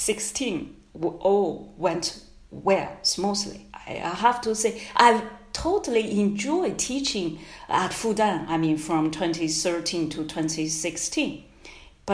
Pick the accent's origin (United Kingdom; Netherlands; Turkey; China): China; English is a second language; moved away as an adult; my home country